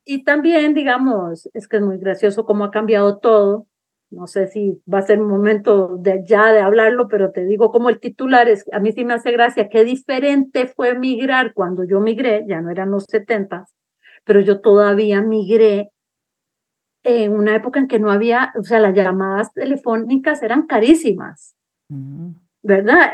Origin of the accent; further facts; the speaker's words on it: San José, Costa Rica; moved away; Yo soy urbana, yo soy de San José